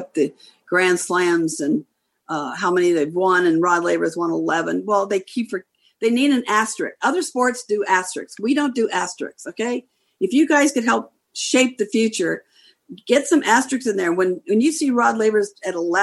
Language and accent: English; Long Beach, California, United States; we were so blessed to be born and raised in Long Beach, California